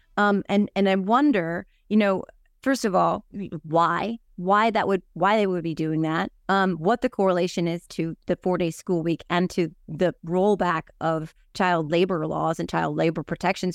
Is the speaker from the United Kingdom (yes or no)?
no; New Jersey, United States; I'm from New Jersey. I, I don't have a Southern accent